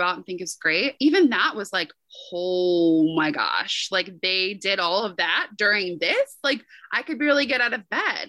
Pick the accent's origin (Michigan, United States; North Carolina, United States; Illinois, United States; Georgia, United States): North Carolina, United States; moved away; I was recording from North Carolina